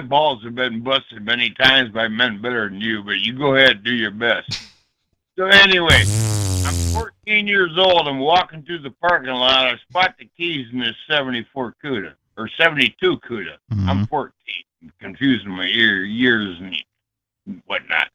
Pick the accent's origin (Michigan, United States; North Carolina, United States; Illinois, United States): Michigan, United States; Ypsilanti; I grew up in Ips- Ypsilanti.